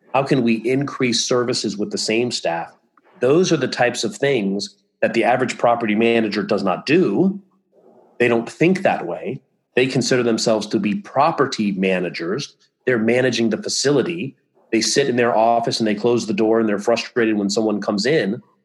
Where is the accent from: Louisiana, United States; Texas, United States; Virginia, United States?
Virginia, United States; Virginia Beach; moved away as an adult; also born or lived in Ithaca, New York / Beverly Hills, California; now in Florida, United States; in Virginia Beach, my hometown